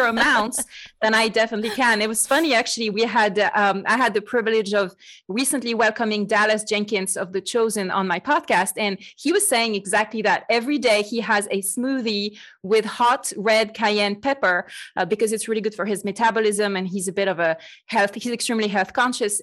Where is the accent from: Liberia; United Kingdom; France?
France; accent: French; English is a second language; moved away as an adult; now in United States; I am truly French, as you can probably hear. I joke that I've been trying to get rid of my French accent for about thirty years